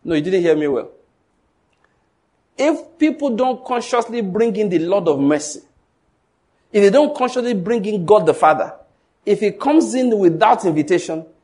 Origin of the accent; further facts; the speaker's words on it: Ondo, Nigeria; now in Enugu, Nigeria; I was born in Ondo State, but now I live in Enugu. I've lived here for a long time now